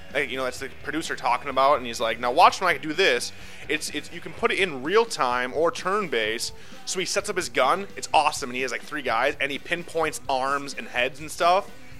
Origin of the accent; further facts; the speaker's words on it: Minnesota, United States; I'm Minnesotan.